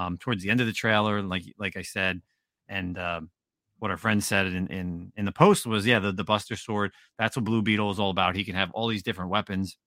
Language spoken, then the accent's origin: English; New Jersey, United States; I'm from Jersey, I'm white